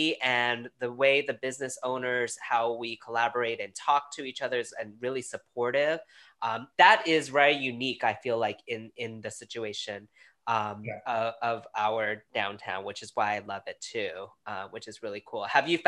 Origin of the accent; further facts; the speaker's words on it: New York, United States; now in Fredericksburg, United States; being a New Yorker coming down here